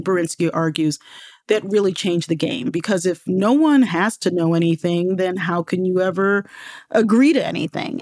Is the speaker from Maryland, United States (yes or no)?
yes; Baltimore, Maryland, United States; also born or lived in New York; I lived in New York until I was six, you know, and right at the age of six, we moved to Baltimore